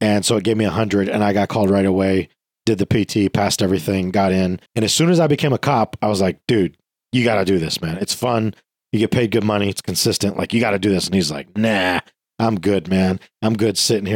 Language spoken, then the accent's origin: English; New York, United States; moved away as an adult; also born or lived in Virginia / California; now in San Antonio, United States; I'm from New York, stationed in California